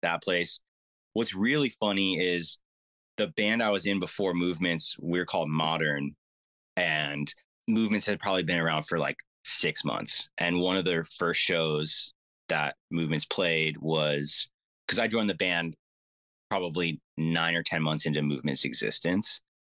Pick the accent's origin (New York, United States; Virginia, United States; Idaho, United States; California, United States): California, United States; Orange County; I'm from Orange County, California